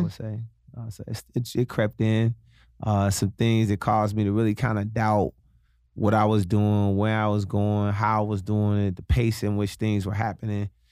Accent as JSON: {"language": "English", "town": "Chicago", "region": "Illinois", "country": "United States", "tie": "born or raised there", "moved": "yes", "lives_now": "Los Angeles, United States", "said": "my home city, Chicago."}